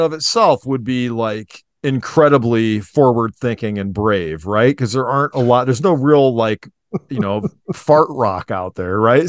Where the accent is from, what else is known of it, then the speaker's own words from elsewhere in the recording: Cuyahoga Falls, Ohio, United States; also born or lived in Akron, Ohio; I grew up in Cauga Falls too